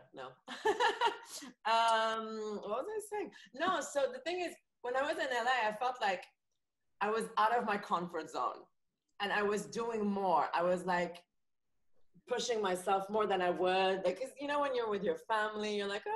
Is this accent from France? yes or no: yes; Paris, Île-de-France, France; moved away as an adult; Home is Paris. I grew up in Paris.